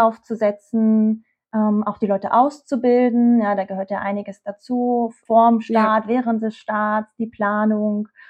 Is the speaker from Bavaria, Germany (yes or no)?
no; Usedom, Mecklenburg-Vorpommern, Germany; moved away; Ich bin eigentlich auf Usedom groß geworden.